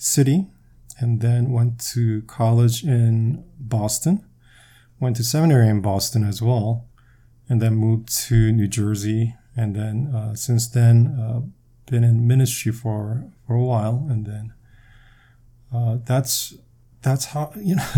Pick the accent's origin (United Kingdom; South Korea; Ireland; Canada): South Korea; Daegu; first language Korean; English is a second language; also born or lived in Seoul, South Korea; now in United States; I was born in Korea, specifically Daegu. And that's a southern, one of the larger cities in the southern part of Korea. And I was born and raised there until, I would say, junior high. And I moved to near Seoul and eventually lived in Seoul for a while before we immigrated to the States.